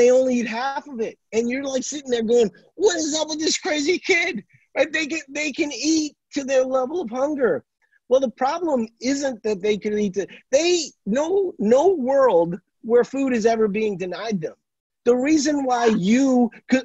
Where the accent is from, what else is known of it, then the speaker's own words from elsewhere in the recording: Louisiana, United States; moved away; I'm from Louisiana originally